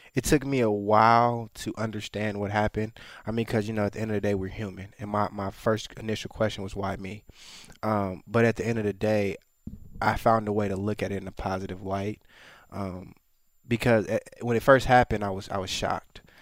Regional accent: Minneapolis, Minnesota, United States; moved away; also born or lived in Los Angeles, California; I was born in Minneapolis

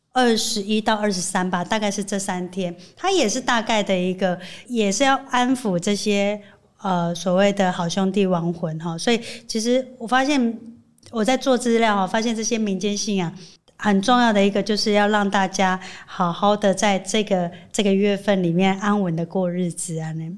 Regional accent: Chiayi, Chiayi City, Taiwan; 对我们嘉义人来说

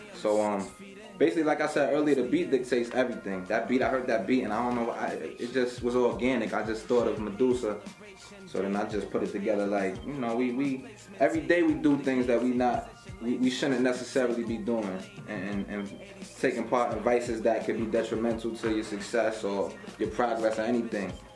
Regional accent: upstate New York, United States; I'm not from Miami. I'm from New York, upstate New York

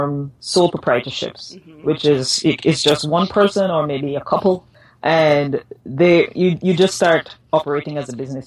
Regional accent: Guyana; I'm from Guyana

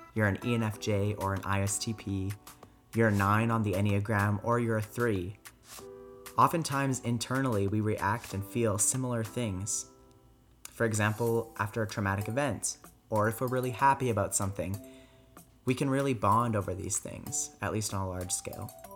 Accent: Calgary, Alberta, Canada; also born or lived in France; I was born and raised here in Calgary

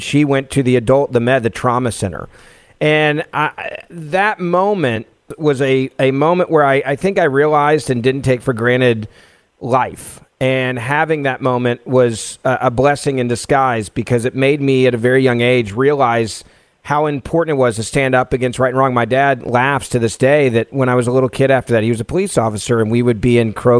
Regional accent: Memphis, Tennessee, United States; a city council member in my hometown of Memphis, Tennessee

